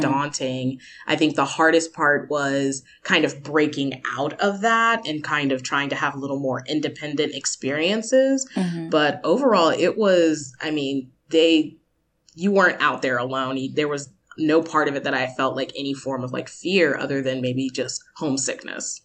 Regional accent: United States; moved away as an adult; also born or lived in Georgia / Fukuoka; now in Japan; as an American

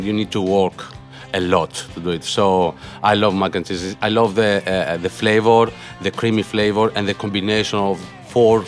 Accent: Corfu, Ionian Islands, Greece; moved away as an adult; now in London, United Kingdom; I grew up in Greece, in a small island of Corfu.

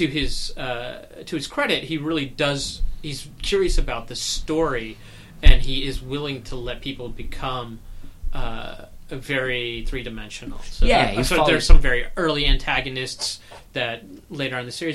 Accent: the South, United States; I'm from a medium-sized city.

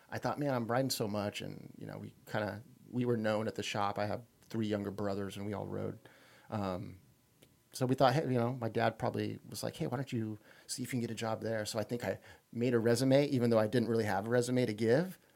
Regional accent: Anaheim, California, United States; born there; No, I was born in Anaheim.

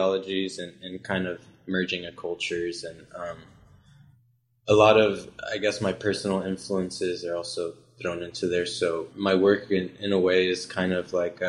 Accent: McKinney, Texas, United States; moved away as an adult; now in Dallas, United States; I'm originally from McKinney, Texas

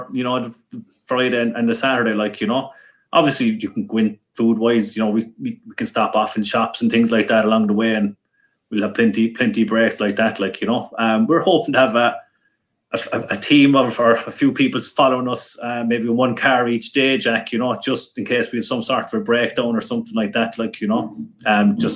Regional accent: Ireland; we're all from Fettermore

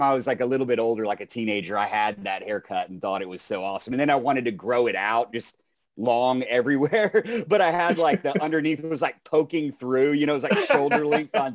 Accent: Texas, United States; I'm from Texas

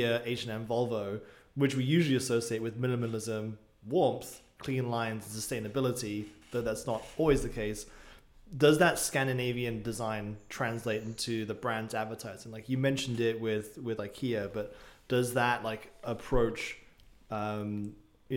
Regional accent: England, United Kingdom; now in United States; I'm fine with living in the US as an English person.

